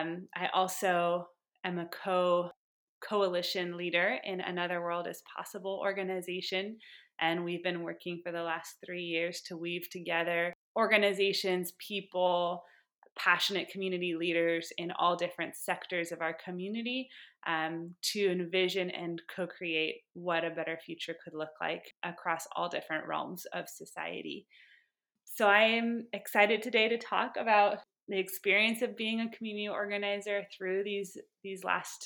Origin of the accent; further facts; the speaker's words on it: Sebastopol, California, United States; I'm born and raised in Sonoma County in Sebastopol, California.